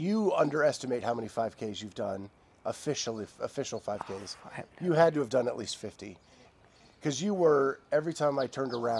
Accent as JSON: {"language": "English", "area": "Appalachian Mountains", "region": "Pennsylvania", "country": "United States", "tie": "born or raised there", "moved": "yes", "said": "I grew up in Pennsylvania, in the Appalachian Mountains."}